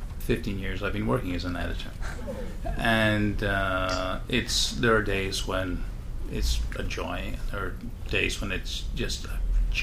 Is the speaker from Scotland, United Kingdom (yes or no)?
yes; Scotland, United Kingdom; There's that joke about, I'm from Scotland, you know, this Scottish Alzheimer's where you forget everything except the grudges.